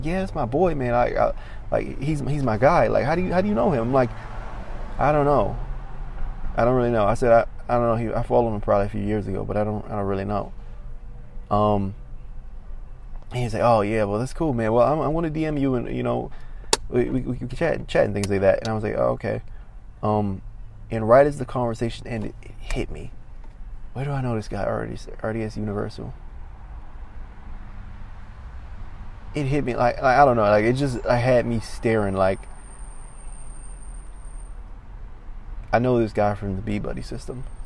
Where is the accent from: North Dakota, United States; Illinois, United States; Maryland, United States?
Maryland, United States; I'm from Maryland